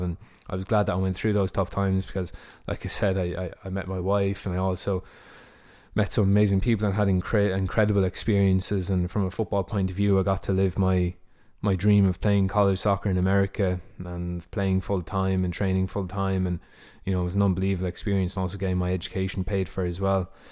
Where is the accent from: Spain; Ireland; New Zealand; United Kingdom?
Ireland; moved away as an adult; also born or lived in Ohio, United States; I come from Ireland, and in twenty fifteen, um, I left Ireland, uh, to go to the United States